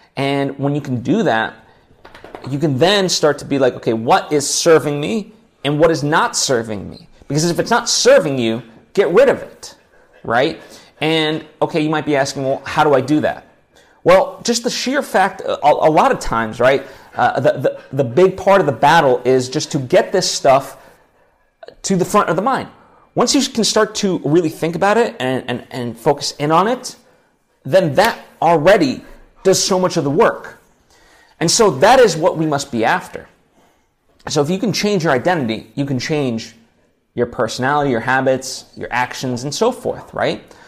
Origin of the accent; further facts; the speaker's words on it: United States; we're American